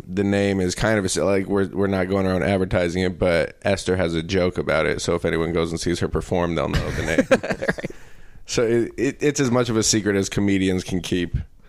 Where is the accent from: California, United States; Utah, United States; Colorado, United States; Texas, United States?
Colorado, United States; Denver; I grew up in Denver